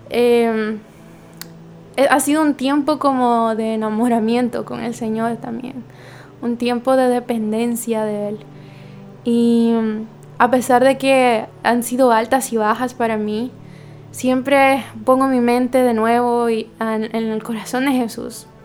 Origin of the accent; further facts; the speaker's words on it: Guatemala; now in Santo Domingo, Dominican Republic; Como ustedes saben, yo soy guatemalteca, pero resido en Santo Domingo.